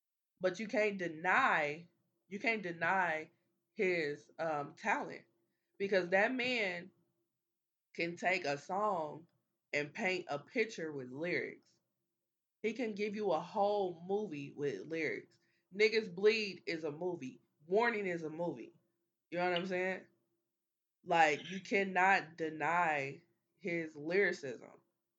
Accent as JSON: {"language": "English", "region": "Midwest", "country": "United States", "said": "But I'm a Midwesterner as well."}